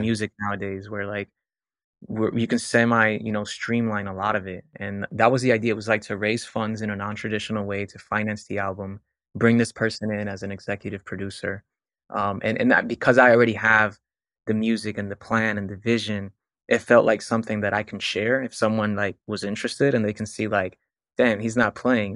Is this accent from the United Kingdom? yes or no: no; Puerto Rico; now in Florida, United States; I was born in Puerto Rico.